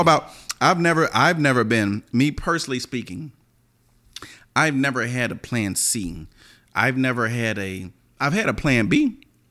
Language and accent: English; the South, United States; I'm from the South